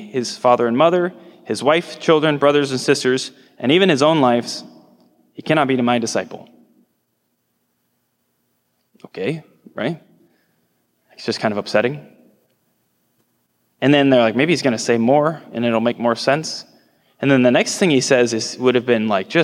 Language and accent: English; Nebraska, United States; I'm from Nebraska, I live out in the hills